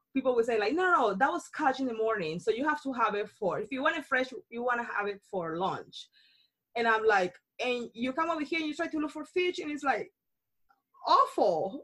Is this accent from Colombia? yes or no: yes; Cartagena, Bolívar, Colombia; English is a second language; moved away as an adult; now in United States; I am born and raised in Colombia, came over here